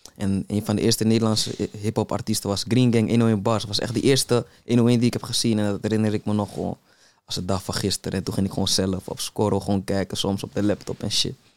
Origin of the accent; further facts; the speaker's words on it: Amsterdam, North Holland, Netherlands; ik ben opgegroeid in de Belmer